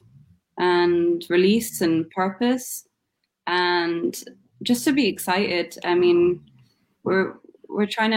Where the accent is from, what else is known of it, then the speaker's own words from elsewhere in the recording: Scotland, United Kingdom; moved away; I'm from Scotland originally